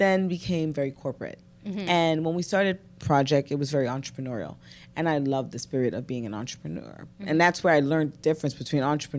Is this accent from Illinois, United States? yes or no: no; New York City, New York, United States; I'm a girl from Brooklyn, born and raised.